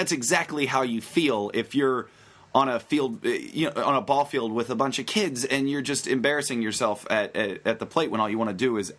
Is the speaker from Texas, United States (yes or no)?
no; Western Pennsylvania, United States; I grew up in Western Pennsylvania, where, you know, the most exciting thing to do on the weekends was usually hang out in the Burger King parking lot.